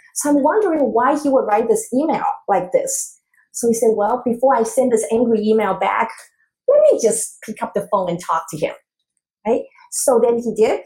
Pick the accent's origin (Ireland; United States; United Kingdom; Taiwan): Taiwan; moved away; I was growing up in Taiwan